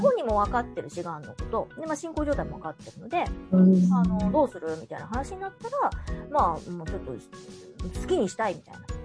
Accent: Osaka, Japan; 私は大阪なんですけど

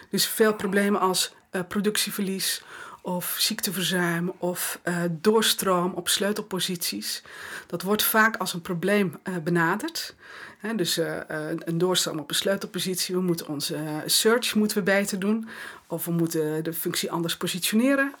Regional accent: West Friesland, North Holland, Netherlands; ik kom uit West-Friesland, dus eh, nuchterder dan dit krijg je niet. In, mijn West-Friese nuchterheid

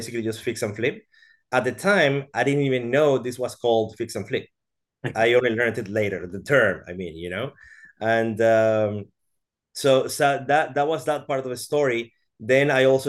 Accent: Venezuela; moved away as an adult; also born or lived in Brazil; I am Venezuelan. I was born in Venezuela.

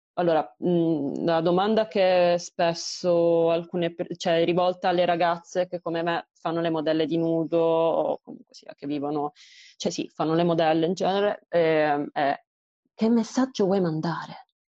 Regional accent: Apulia, Italy; moved away; la mia realtà nel mio paesino in Puglia

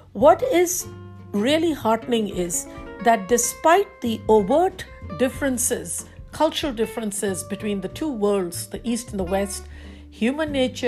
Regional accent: New Delhi, Delhi, India; moved away as an adult; now in Washington, D.C., United States; in the Washington, D.C. area in the U.S. I'm formerly from New Delhi, India, where I was born, raised, and educated. I came to the U.S. in January 87, and this has been my home ever since.

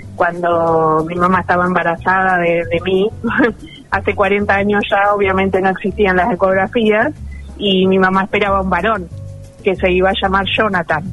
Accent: San Martín, Argentina; en San Martín, mi pueblo

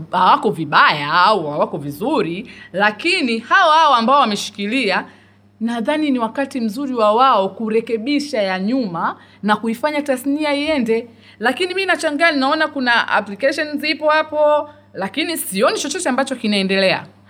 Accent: Dar es Salaam, Tanzania; muda mwingi nimekulia dar es salaam nimekulia temeke tandika mtaa bububu

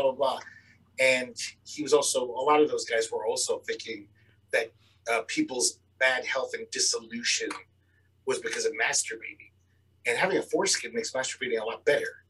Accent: New York, United States; I grew up in New York

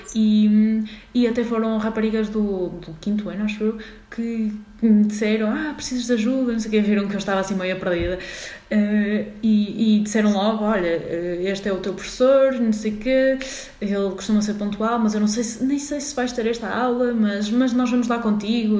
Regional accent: Porto, Norte, Portugal; moved away as an adult; now in Lisbon, Portugal; sou do Porto um, e pronto, estou a estudar na Faculdade de Medicina Veterinária de Lisboa

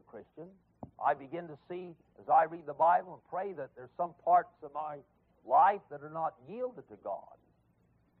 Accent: Southern California, United States; now in Memphis, United States; I grew up in Southern California.

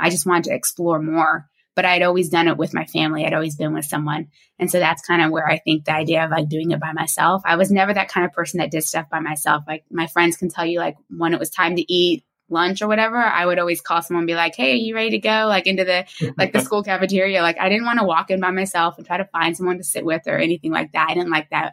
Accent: Florida, United States; moved away as an adult; also born or lived in Spain / Singapore / Saudi Arabia / Portugal; I'm originally from the United States. I grew up in Florida

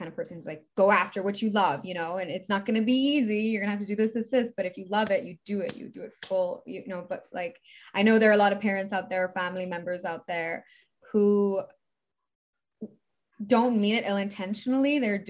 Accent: Canada; also born or lived in Middle East; Well, I'm Canadian. I was born with I'm Canadian. My mom's Canadian.

